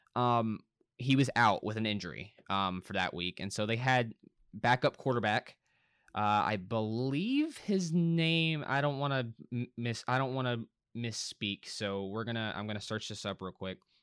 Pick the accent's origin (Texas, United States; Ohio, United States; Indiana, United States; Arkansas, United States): Arkansas, United States; Little Rock; Now, I am from Arkansas. I live in Arkansas. I have all my life. I was born here. I was born in Little Rock, Arkansas